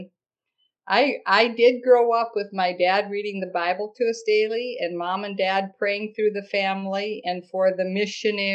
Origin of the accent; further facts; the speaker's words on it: Minnesota, United States; moved away as an adult; also born or lived in Chicago / McMinnville; I transferred to my home state, Minnesota